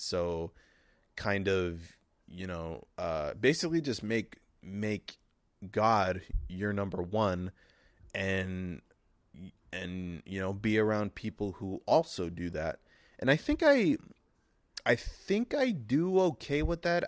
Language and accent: English; United States; I'm an American